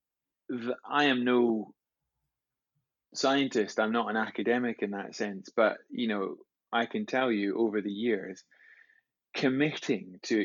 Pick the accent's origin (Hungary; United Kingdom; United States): United Kingdom; Scotland; growing up in Scotland